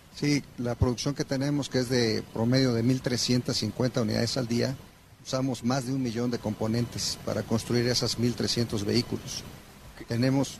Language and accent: Spanish; Mexico; actualmente somos mexicanos 100% los que estamos corriendo y operando esta planta orgullosamente